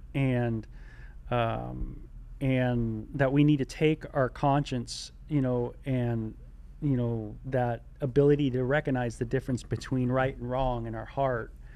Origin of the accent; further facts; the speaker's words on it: California, United States; I'm from California